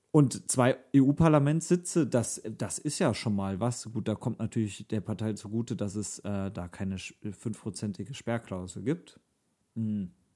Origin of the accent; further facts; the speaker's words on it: North Rhine-Westphalia, Germany; uns drei NRW-Menschen